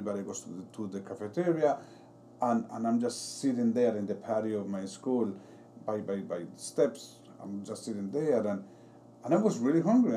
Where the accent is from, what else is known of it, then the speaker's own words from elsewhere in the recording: Colombia; now in Paterson, United States; I am from Colombia.